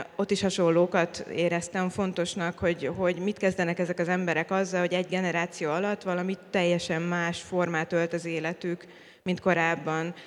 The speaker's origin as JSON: {"language": "Hungarian", "country": "Hungary", "said": "magyar vagyok, és a rendszerváltás pillanatában kezdtem el élni"}